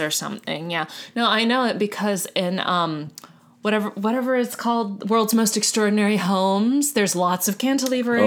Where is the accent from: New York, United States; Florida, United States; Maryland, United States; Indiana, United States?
Florida, United States; Miami; I was born and raised in Miami.